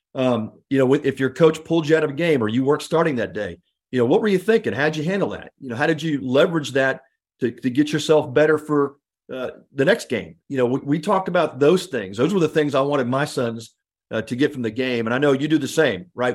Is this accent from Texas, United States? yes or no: yes; Houston, Texas, United States; I grew up in the Houston area